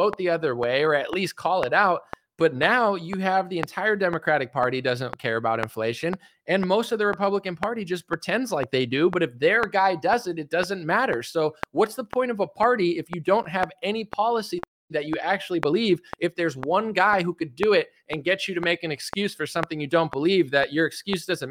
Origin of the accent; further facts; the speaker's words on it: United States; I'm American